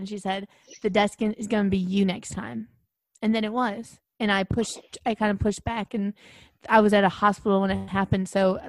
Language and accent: English; Manhattan, New York, United States; Well, I grew up in Manhattan.